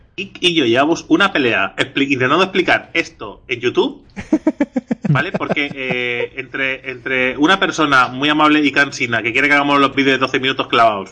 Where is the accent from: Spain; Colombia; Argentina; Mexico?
Spain; Catalonia; somos catalanes